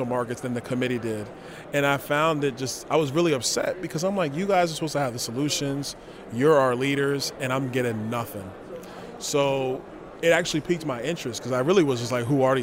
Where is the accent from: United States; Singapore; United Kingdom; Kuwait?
United States; New York City, New York; moved away as an adult; also born or lived in Tallahassee, Florida; now in Naples, United States; We grew up in Crown Heights, Brooklyn